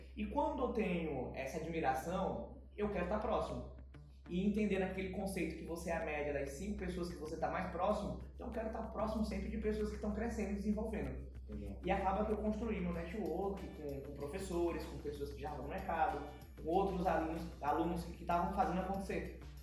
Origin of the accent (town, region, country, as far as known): São Luís, Maranhão, Brazil; born or raised there; also born or lived in São Paulo / Vitorino Freire